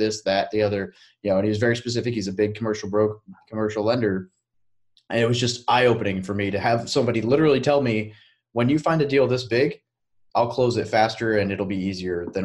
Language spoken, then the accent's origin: English; Little Rock, Arkansas, United States; I'm from Little Rock.